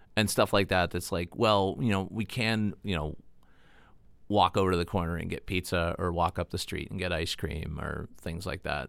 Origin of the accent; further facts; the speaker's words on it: Titusville, Pennsylvania, United States; also born or lived in Pleasantville, Pennsylvania; now in Erie, United States; I was born in Titusville, and we lived, we lived in Titusville and then in Pleasantville until I was, like, nine